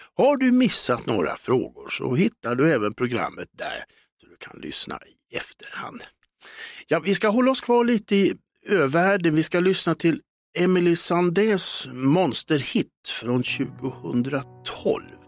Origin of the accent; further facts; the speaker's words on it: Stockholm, Stockholm County, Sweden; hemma i Hässelby